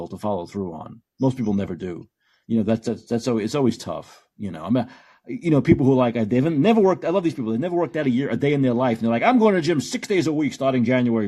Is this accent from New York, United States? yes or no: yes; New York City, New York, United States; I come from New York City